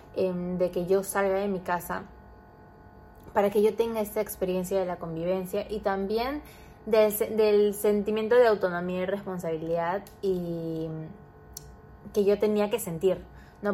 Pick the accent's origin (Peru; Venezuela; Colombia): Peru; Trujillo, La Libertad; now in Lima, Peru; yo soy trujillana, entonces eh, nosotros ya vivimos en Lima